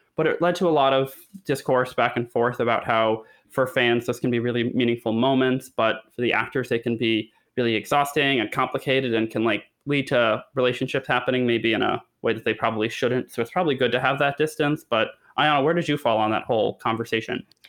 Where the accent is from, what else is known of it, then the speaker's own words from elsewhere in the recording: Connecticut, United States; I'm from Connecticut, and my mom always took me to matinee days